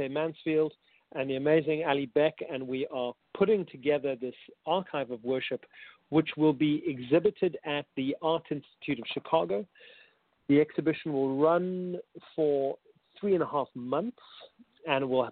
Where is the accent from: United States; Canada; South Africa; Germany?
South Africa; accent: South African; also born or lived in Cape Town; I'm a South African, hence my strange accent